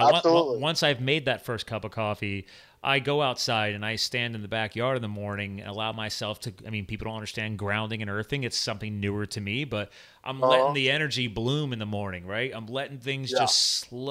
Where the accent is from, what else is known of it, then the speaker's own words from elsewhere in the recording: New Jersey, United States; moved away; I was born in Jersey, grew up on a farm